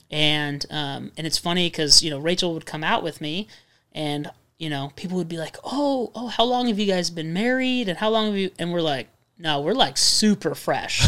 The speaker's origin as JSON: {"language": "English", "town": "Redlands", "region": "California", "country": "United States", "tie": "born or raised there", "moved": "yes", "said": "a church from Redlands, the city we were born and raised"}